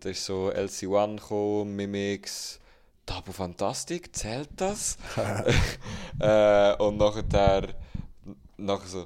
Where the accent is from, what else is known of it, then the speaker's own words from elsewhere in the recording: Berlin, Germany; now in Switzerland; Ich bin Deutscher aus Berlin, wohne acht Jahre hier und ich selber spreche die Sprache auch nicht